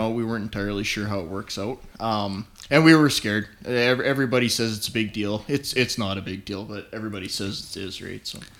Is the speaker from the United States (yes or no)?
no; north of Calgary, Alberta, Canada; I grew up on a ranch north of Calgary